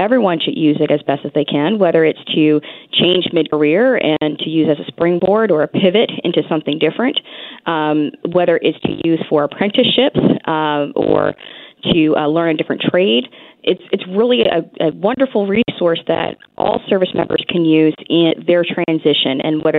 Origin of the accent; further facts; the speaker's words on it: Philadelphia, Pennsylvania, United States; I'm originally from Philadelphia.